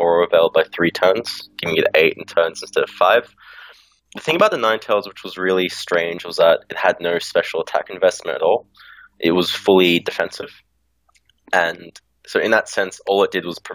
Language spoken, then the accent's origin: English; Australia; now in Melbourne, Australia; I'm from Australia. I live in Melbourne